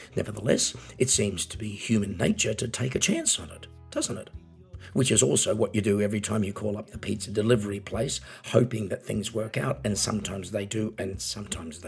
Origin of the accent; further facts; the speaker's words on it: Australia; now in Germany; I'm an Australian singer, songwriter and piano entertainer, living in Germany